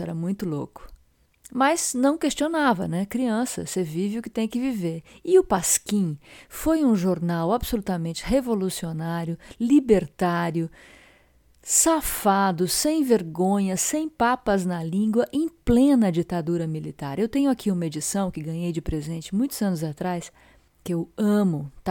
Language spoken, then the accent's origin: Portuguese; Rio de Janeiro, Brazil; Eu sou brasileiro, do Catete, do Rio de Janeiro.